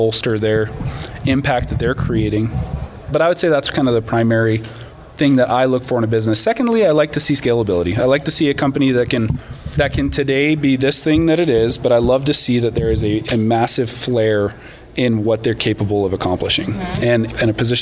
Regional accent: Canada; moved away as an adult; now in United States; I'm actually Canadian. I moved down to the States about 10 years ago.

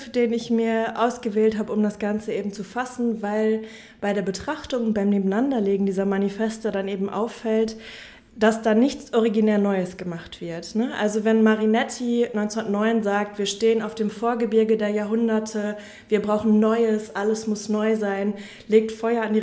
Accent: Münster, North Rhine-Westphalia, Germany; ich komme aus Münster

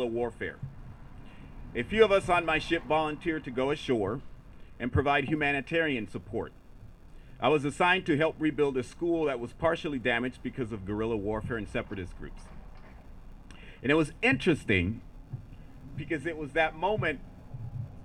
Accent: United States; first language Spanish; English is a second language; At 2 days old, I was placed in foster care and raised by parents who immigrated here from Mexico. My parents didn't speak English, so my native language is Spanish.

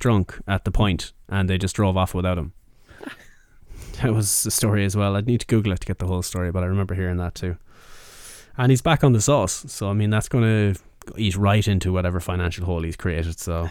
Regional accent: Mayo, Connacht, Ireland; I'm from Mayo

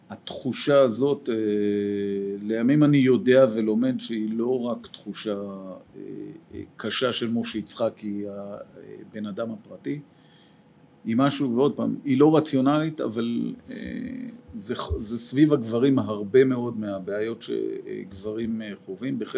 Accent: Jerusalem, Jerusalem District, Israel; ואני אהיה לטוב ירושלים אמיתי, כלומר גדלתי בירושלים.

